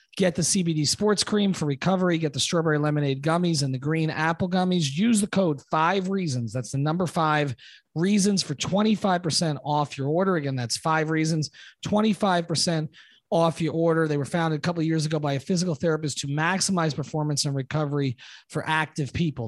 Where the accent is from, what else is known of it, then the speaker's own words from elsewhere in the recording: New York, United States; moved away; I grew up in New York